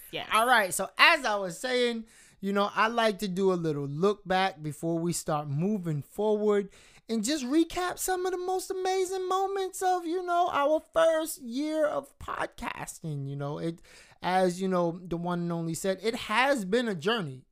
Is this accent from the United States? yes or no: yes; United States; being a black American, like uh like just not not from Jamaica, not from anywhere else, but just being American and being black